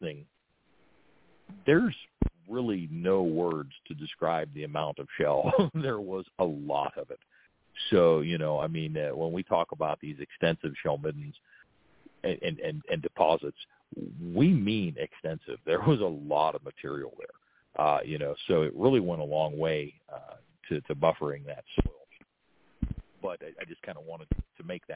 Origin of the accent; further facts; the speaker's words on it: Steubenville, Ohio, United States; I'm from the Steubenville area